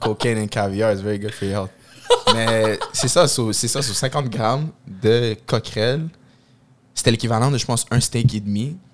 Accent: Quebec, Canada; je suis un bon Québécois

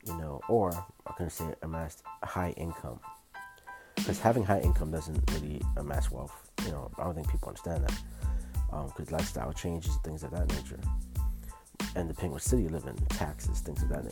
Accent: New York City, New York, United States; growing up in Brooklyn in the projects

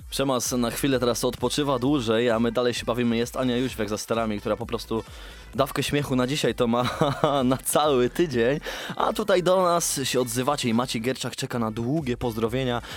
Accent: Sworne Gacie, Pomeranian Voivodeship, Poland; pochodzę ze Sfornych Gaci

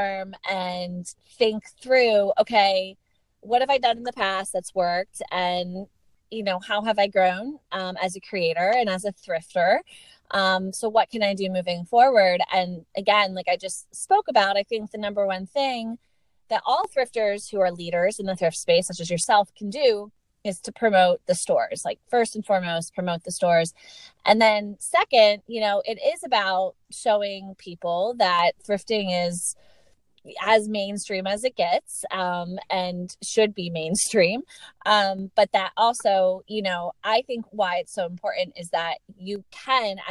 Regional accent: Lancaster, Pennsylvania, United States; moved away; It's Lancaster, Pennsylvania

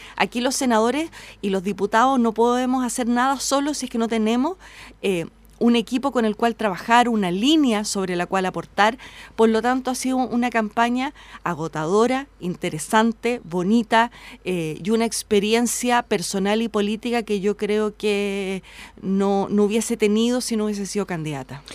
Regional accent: Independencia, Santiago Metropolitan Region, Chile; yo nací en Independencia, me crié allí.

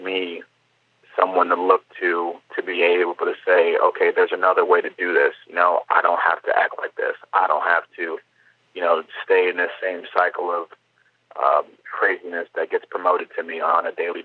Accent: Cleveland, Ohio, United States; growing up in Cleveland

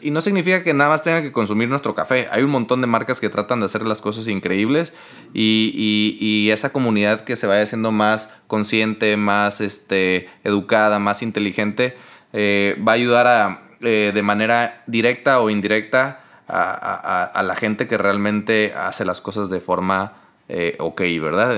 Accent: Mexico; somos 100% orgullosos mexicanos

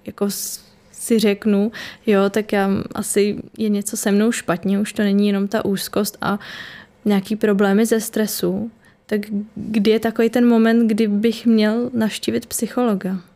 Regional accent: Liberec, Liberec Region, Czechia; moved away as an adult; now in Prague, Czech Republic; teď studuju v Praze a jsem původně teda z Liberce

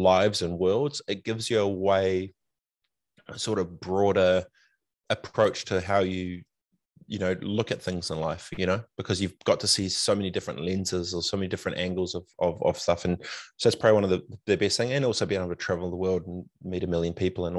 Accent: Christchurch, Canterbury, New Zealand; also born or lived in Fiji / Far North, New Zealand; growing up in Aranui

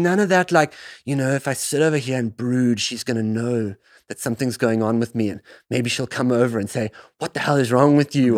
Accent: South Africa; the land that I grew up in South Africa

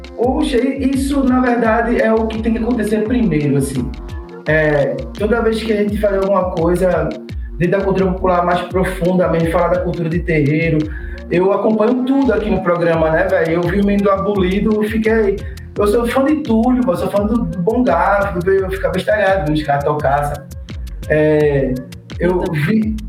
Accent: Camaragibe, Pernambuco, Brazil; also born or lived in Recife; eu sou de Camaragibe

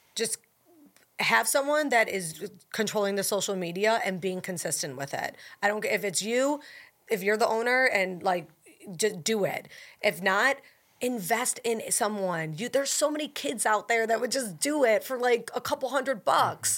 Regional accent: Buffalo, New York, United States; now in New Orleans, United States; I'm from Buffalo

